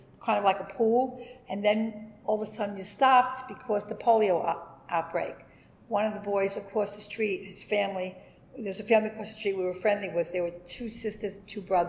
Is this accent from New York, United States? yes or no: yes; New York City, New York, United States; also born or lived in Sheepshead Bay, Brooklyn / Bensonhurst, Brooklyn; I was born in the Brooklyn Navy Yard, 1944